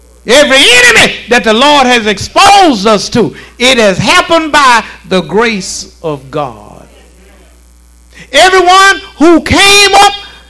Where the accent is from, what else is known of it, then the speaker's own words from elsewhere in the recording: Shreveport, Louisiana, United States; also born or lived in Lakeside; I'm from Southeast Shreveport and moved on to Lakeside and then on with my life